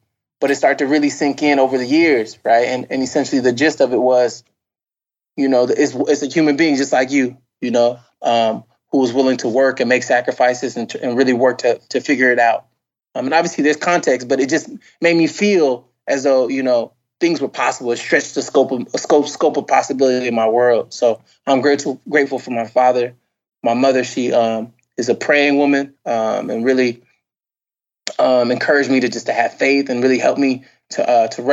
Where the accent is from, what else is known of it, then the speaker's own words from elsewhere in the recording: Carson, California, United States; moved away; also born or lived in Inglewood, California / Princeton, New Jersey; Inglewood, where I was born, was a difficult, more difficult situation, but we moved out I was relatively young when we moved to Carson